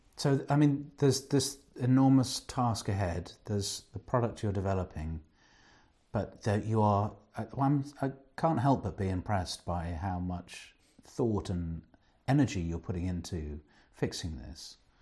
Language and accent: English; England, United Kingdom; being English